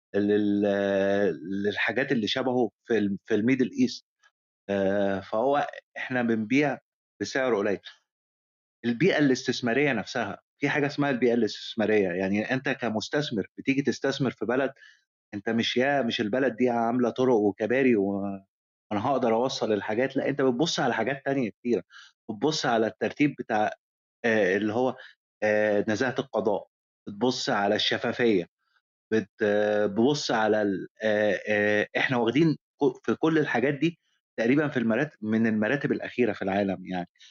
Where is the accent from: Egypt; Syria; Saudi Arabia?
Egypt; عندنا في مصر